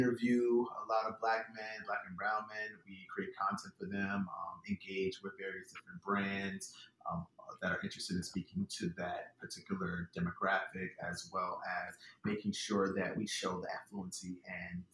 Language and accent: English; New Jersey, United States; moved away as an adult; also born or lived in Philadelphia, Pennsylvania / Virginia / Miami / Atlanta; now in New York, United States; I was born in Philadelphia, went to high school in New Jersey, went to college in Virginia